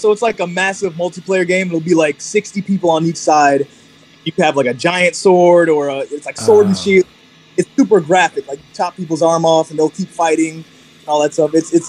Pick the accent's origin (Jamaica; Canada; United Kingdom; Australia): Jamaica; now in Ohio, United States; you know, I'm Jamaican, so, you know, sea moss is something that's been a part of our culture for years. Me being in Ohio, it's not really there.